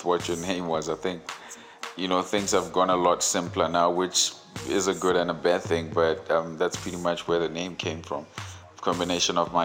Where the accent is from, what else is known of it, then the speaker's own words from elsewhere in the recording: Vaal Triangle, Gauteng, South Africa; DJ, proudly born and raised in the Vowel Triangle. Definitely a proud product of the 016